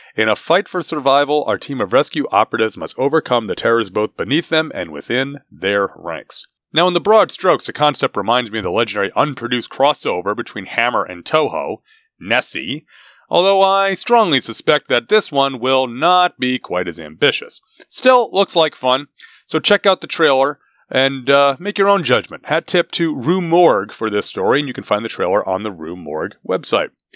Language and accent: English; United States; as an American in twenty twenty-three